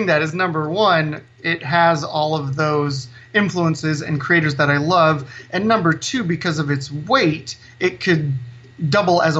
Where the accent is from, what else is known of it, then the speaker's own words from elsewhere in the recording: Salinas, California, United States; also born or lived in Bay Area; I grew up here in Salinas. Even though I moved away to the Bay Area for a bit, I came back